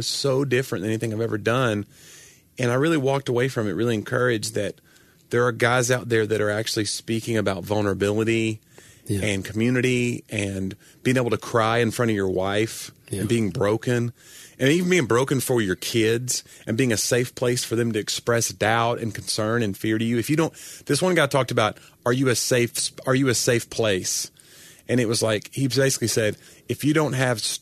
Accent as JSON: {"language": "English", "region": "the South", "country": "United States", "said": "I'm from the South"}